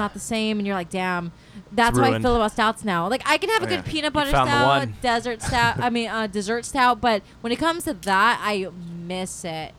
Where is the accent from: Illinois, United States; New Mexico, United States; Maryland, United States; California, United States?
California, United States; Lakewood; moved away as an adult; now in Dana Point, United States; Originally, I'm from Lakewood.